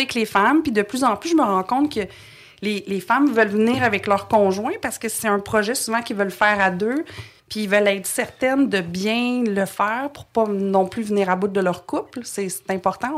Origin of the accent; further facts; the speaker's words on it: Montreal, Quebec, Canada; also born or lived in Trois-Rivières, Quebec; Je suis née à Trois-Rivières, mais euh, je pense que j'avais deux ans quand on a déménagé euh, à Montréal.